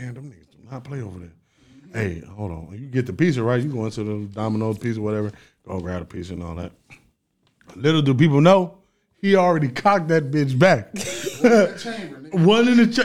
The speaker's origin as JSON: {"language": "English", "town": "Compton", "region": "California", "country": "United States", "said": "I'm from Compton, California"}